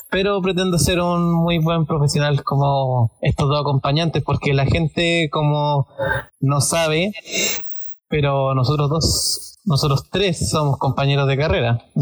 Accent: Hualpén, Biobío, Chile; Soy igual penino Walpenino de Corazón, octava región, región del Biobío, grande Walpen, la más grande de Chile.

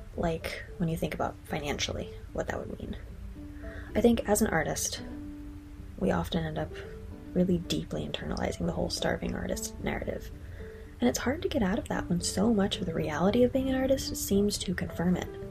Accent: United States; moved away as an adult; also born or lived in Ireland; an American citizen abroad

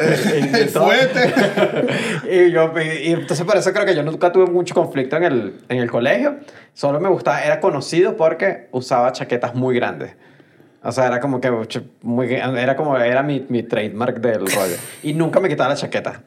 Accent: Venezuela

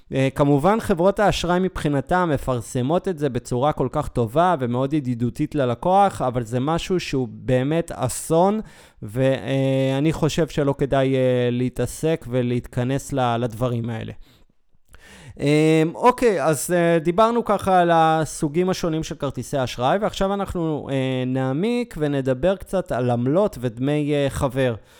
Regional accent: Israel; אנחנו ישראלים

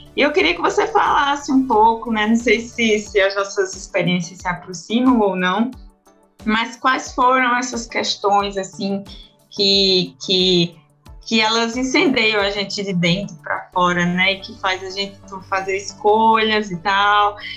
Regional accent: Paraíba, Brazil; sou paraibana de uma de uma cidade de interior de 400 mil habitantes

